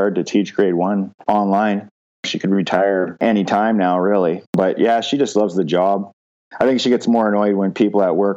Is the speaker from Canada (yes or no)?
yes; London, Ontario, Canada; also born or lived in Windsor, Ontario; I was born in Windsor, Ontario. I'm the oldest of four. We moved to London when I was two, so I don't remember my time in Windsor, obviously. When we moved to London, I grew up in London's West End